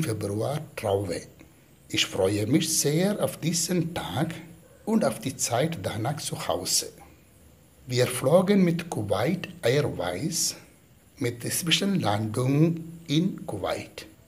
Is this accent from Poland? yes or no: no; Kerala, India; now in Rheine, Germany; Im Moment bin ich in meinem Heimatland Kerala im Provinzial Oberhaus